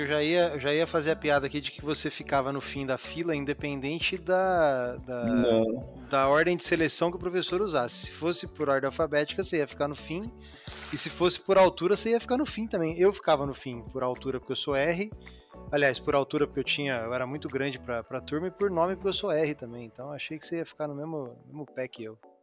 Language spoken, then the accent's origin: Portuguese; Lins, São Paulo, Brazil; moved away; also born or lived in East Zone, São Paulo; Eu vim do interior de São Paulo. Meu pai era marceneiro